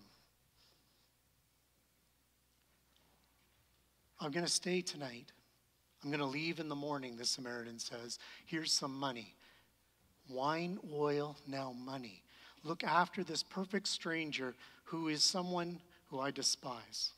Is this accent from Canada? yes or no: yes; Canada; we're Canadian